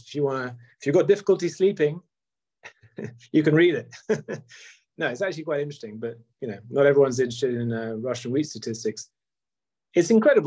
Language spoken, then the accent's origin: English; United Kingdom; And I'm British